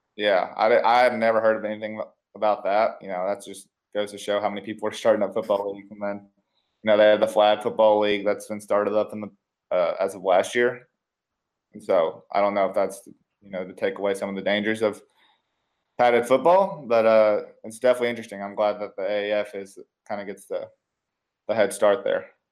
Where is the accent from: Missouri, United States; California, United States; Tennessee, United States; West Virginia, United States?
Tennessee, United States; Nashville; moved away; I'm originally from Nashville